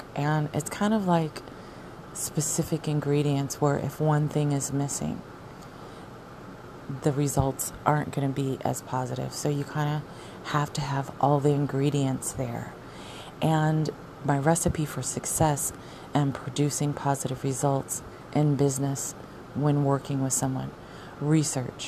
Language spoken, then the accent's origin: English; Arizona, United States; moved away; I'm from Arizona